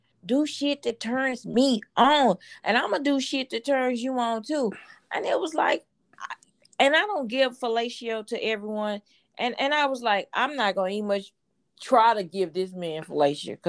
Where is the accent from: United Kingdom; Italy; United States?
United States; Houston, Texas; I'm from Fifth Ward